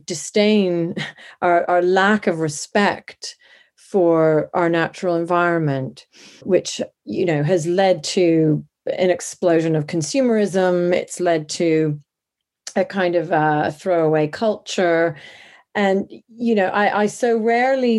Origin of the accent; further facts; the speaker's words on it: Canada; moved away as an adult; also born or lived in Montana; now in London, United Kingdom; I was born in Canada, but I've lived in London, England, since my early 20s.